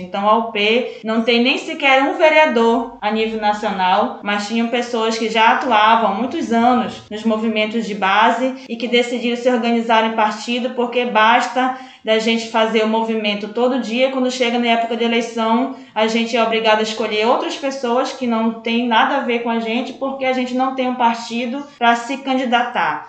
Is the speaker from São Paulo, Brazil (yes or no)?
no; Médio Rio Moju, Pará, Brazil; Eu sou ribeirinha, eu sou do Médio Rio Moju lá